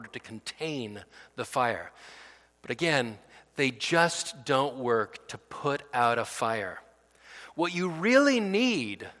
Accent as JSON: {"language": "English", "town": "Fresno", "region": "California", "country": "United States", "tie": "born or raised there", "said": "I grew up in Fresno"}